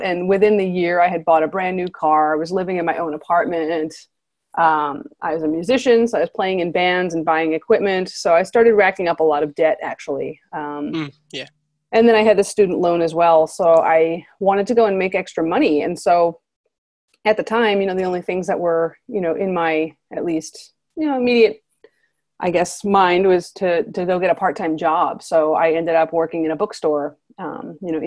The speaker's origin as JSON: {"language": "English", "region": "New Jersey", "country": "United States", "tie": "born or raised there", "moved": "as an adult", "lives_now": "San Diego, United States", "said": "I grew up in North Jersey in a pretty small town"}